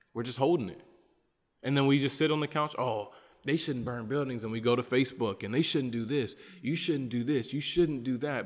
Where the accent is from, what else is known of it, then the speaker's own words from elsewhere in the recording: United States; moved away as an adult; now in Bolivia; as an American person here